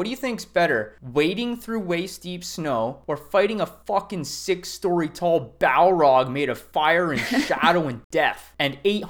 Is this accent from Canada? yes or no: yes; Canada; As a Canadian